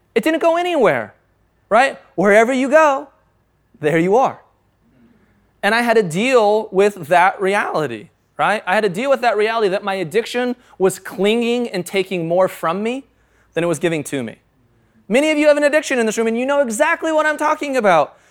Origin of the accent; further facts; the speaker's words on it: United States; I'm an American